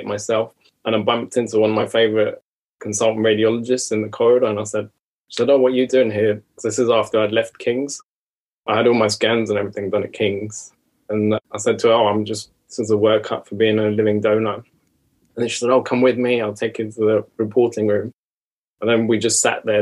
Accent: Iran; moved away; I'm from Iran originally

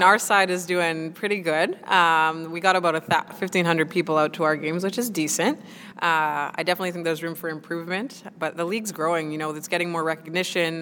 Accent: Winnipeg, Manitoba, Canada; moved away as an adult; now in Nottingham, United Kingdom; playing in the NWSL is my first time uh, leaving my hometown of Winnipeg

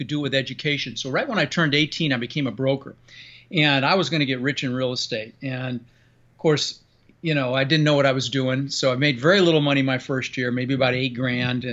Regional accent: Denver, Colorado, United States; moved away; also born or lived in Netherlands; I immigrated to this country from Holland when I was 6 years old with my brother Albert and my mother Zvancha. Came across on a big ship and ended up in Denver, Colorado, and where I lived for the next 30 years

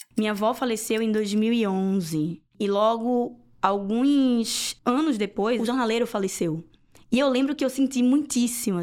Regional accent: Recife, Pernambuco, Brazil; moved away as an adult; also born or lived in Olinda / Paulista; now in England; eu nasci no Recife e morei alguns anos em Olinda e alguns anos em Paulista, que são duas cidades aqui da região metropolitana

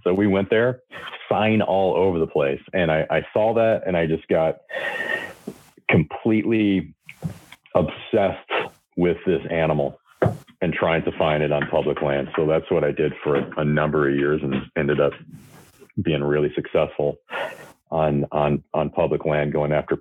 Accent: Michigan, United States; moved away as an adult; now in California, United States; I am originally from Michigan. I moved to, California, I think in 2003

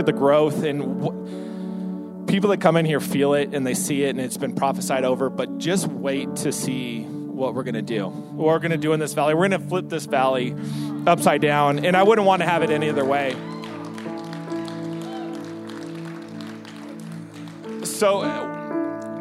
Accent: San Diego, California, United States; I'm born and raised in San Diego. My entire life is there

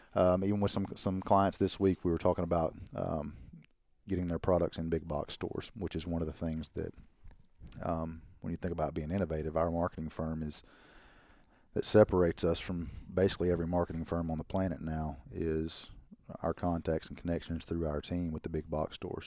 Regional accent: Arkansas, United States; We're from Arkansas.

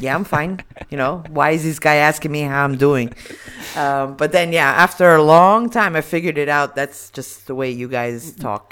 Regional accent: Miami, Florida, United States; born or raised there; also born or lived in Italy

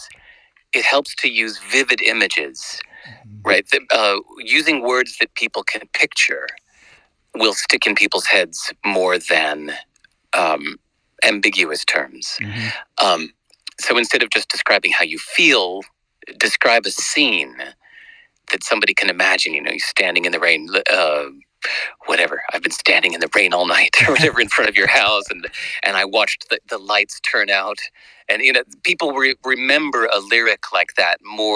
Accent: United States; moved away as an adult; also born or lived in New York City, United States / Los Angeles, United States; now in New Zealand; where I grew up in New York City and Los Angeles

